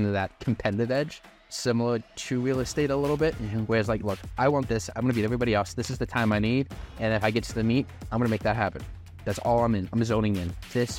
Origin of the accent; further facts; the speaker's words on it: Milford, Delaware, United States; I'm from Delaware. I'm from a little city called Milford, and by city, I mean there's like 10,000 of us.